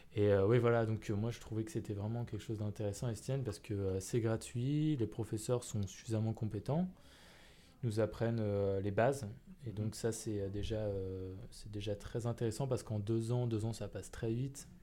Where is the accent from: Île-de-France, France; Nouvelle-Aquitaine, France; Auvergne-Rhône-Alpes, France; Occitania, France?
Île-de-France, France; Paris; je suis né à Paris. J'ai euh, grandi à Paris, j'ai pas bougé euh, de cette ville.